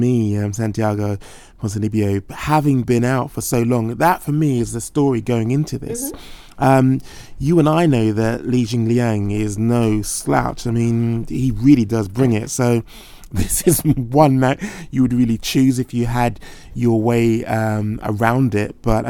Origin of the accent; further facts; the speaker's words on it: United Kingdom; I'm obviously biased as a Brit.